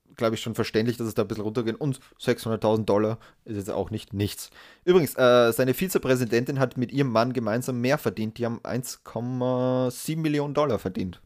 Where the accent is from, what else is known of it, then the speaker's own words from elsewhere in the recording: Austria; als Österreicher